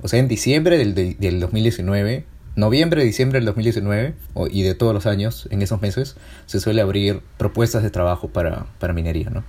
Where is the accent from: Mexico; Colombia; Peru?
Peru; soy peruano